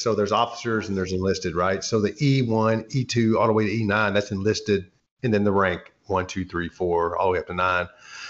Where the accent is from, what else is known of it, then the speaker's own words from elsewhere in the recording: Alexandria, Louisiana, United States; You know, I am originally from Louisiana. Proud Louisianian. I'm from Alexandria area, Rapides Parish.